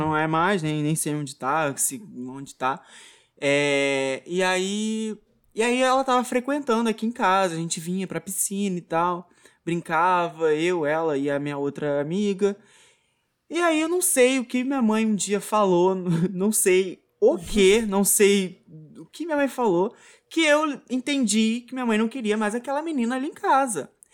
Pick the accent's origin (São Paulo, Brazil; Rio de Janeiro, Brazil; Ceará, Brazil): Rio de Janeiro, Brazil; Muriqui; toda a minha infância foi aqui em Muriqui, né, onde eu tô aqui atualmente